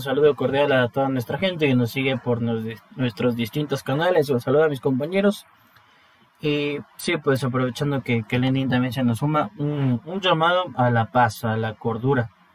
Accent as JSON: {"language": "Spanish", "country": "Ecuador", "said": "todos somos hermanos ecuatorianos"}